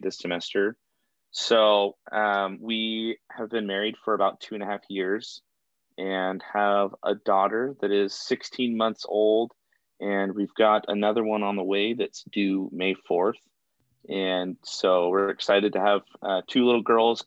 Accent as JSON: {"language": "English", "region": "Arizona", "country": "United States", "moved": "yes", "said": "I'm originally from Arizona, so it'll be nice to get back to my roots"}